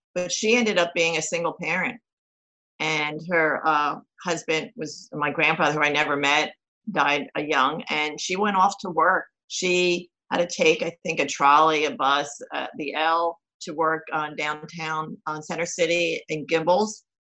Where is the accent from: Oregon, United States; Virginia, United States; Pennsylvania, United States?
Pennsylvania, United States; Levittown; also born or lived in Philadelphia; Well, physically, I was born in Philadelphia Hospital, but I grew up in Levittown, Pennsylvania. And I was pretty traditional, working class to middle class upbringing